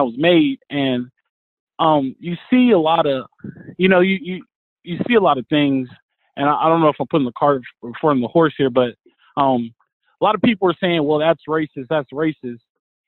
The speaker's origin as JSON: {"language": "English", "town": "Los Angeles", "region": "California", "country": "United States", "tie": "born or raised there", "said": "I grew up in South Central Los Angeles, pretty much around the corner from USC"}